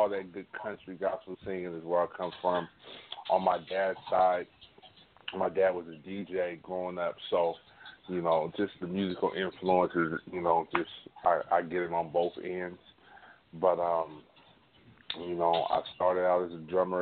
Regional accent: Sacramento, California, United States; I'm from Sacramento, California, born and raised.

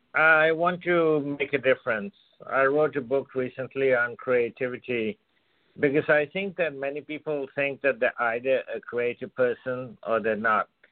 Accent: India; I was born and brought up in India

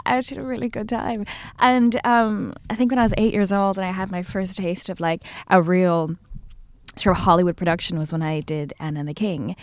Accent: Malaysia; moved away as an adult; also born or lived in New York; now in Los Angeles, United States; I'm from Malaysia

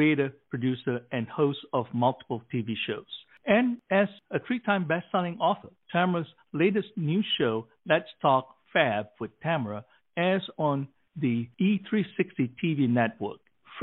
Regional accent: Malaysia; I grew up in Malaysia and I was adopted by my Malaysian family

